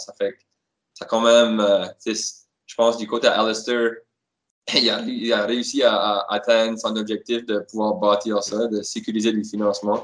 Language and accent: French; Moncton, New Brunswick, Canada; moi je suis d'origine de Moncton